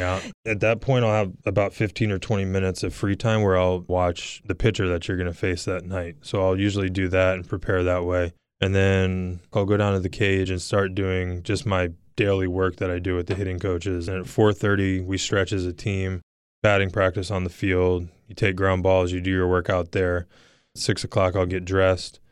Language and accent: English; Virginia Beach, Virginia, United States; Growing up in Virginia Beach, going to University of Virginia, being drafted here